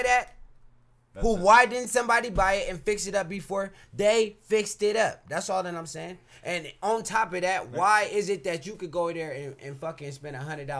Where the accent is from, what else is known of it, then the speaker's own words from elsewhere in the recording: Portland, Oregon, United States; We're from Portland